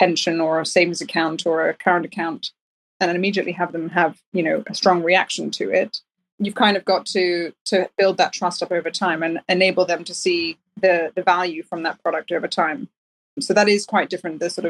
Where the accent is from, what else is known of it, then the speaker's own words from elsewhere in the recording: Denmark; now in United Kingdom; I'm from Denmark